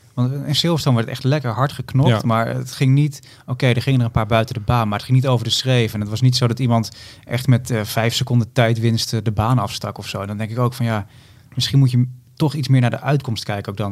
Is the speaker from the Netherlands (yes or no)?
yes; Netherlands; als Nederlanders